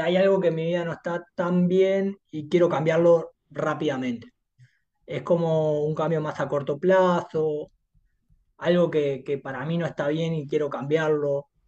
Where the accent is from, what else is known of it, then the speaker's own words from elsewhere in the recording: Montevideo, Uruguay; also born or lived in Durazno, Uruguay; soy de acá, de Montevideo. Si bien mi infancia la, digamos, la viví hasta los seis años en Durazno, soy acá.